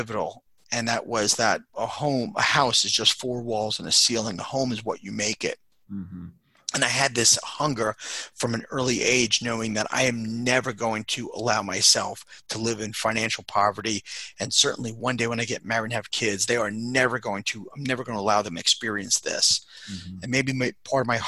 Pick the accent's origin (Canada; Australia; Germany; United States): United States; Long Island, New York; also born or lived in Queens; I grew up in Long Island with mom and dad